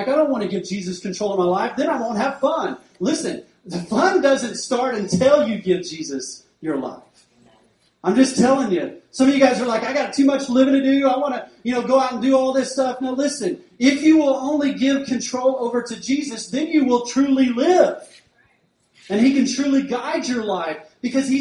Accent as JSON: {"language": "English", "town": "Duncan", "region": "Oklahoma", "country": "United States", "tie": "born or raised there", "said": "I grew up in Duncan"}